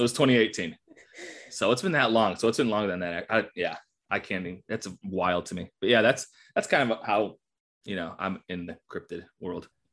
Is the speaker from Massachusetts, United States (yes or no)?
no; Buffalo, New York, United States; now in Morgantown, United States; I was born and raised in the Western New York area